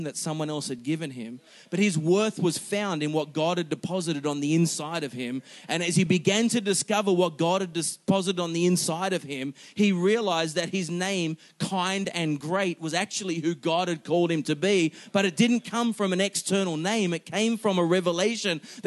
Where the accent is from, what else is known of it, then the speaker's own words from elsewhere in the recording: Singapore; I was born in Singapore. Got a Singaporean citizenship